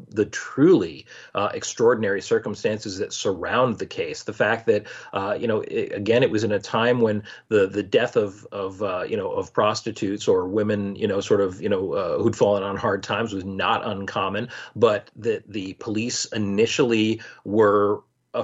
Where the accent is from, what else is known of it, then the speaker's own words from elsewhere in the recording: Rhode Island, United States; moved away as an adult; now in Connecticut, United States; I moved to Connecticut fairly recently, after having been born and raised in Rhode Island